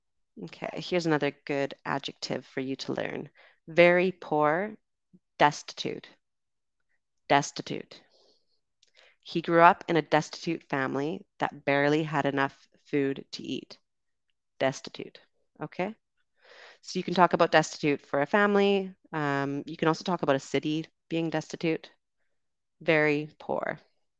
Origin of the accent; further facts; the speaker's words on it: Canada; also born or lived in United Kingdom; So I am Canadian and British. So I am a Canadian and British citizen.